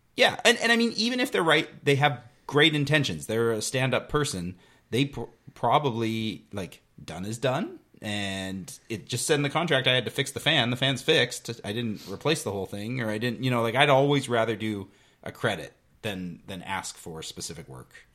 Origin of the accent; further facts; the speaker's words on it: New Westminster, British Columbia, Canada; growing up in New West